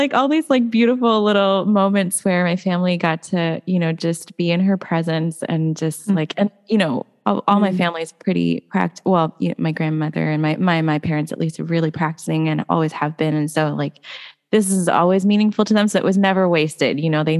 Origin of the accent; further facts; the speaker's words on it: India; I'm Indian. So, you know, first of all, like a lot of her ministry was done in India.